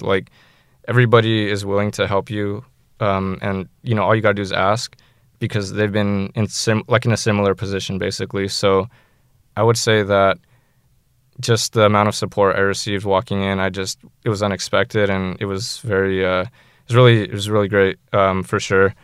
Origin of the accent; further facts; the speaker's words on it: San Jose, California, United States; I'm from San Jose